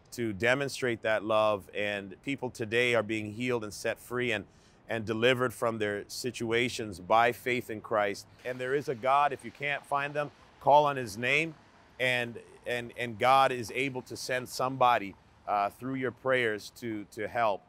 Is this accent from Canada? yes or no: yes; Canada; being born and raised in Canada